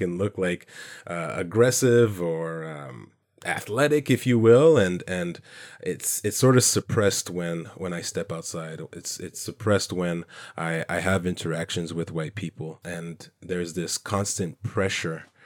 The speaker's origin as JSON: {"language": "English", "country": "Canada", "said": "comments of where I'm from, not being Canadian enough"}